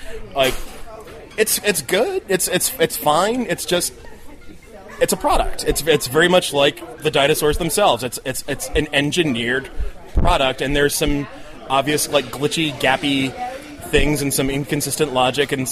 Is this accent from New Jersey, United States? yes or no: yes; New Jersey, United States; I grew up in Jersey